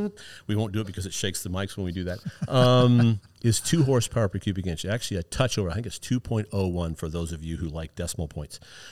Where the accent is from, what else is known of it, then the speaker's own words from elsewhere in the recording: Iowa, United States; I'm originally from Iowa. My parents grew up there. My dad was in the Marine Corps, so he moved us all over the place